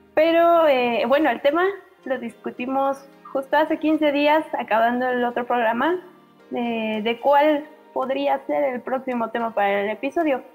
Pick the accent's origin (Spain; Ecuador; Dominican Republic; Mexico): Mexico; soy mexicana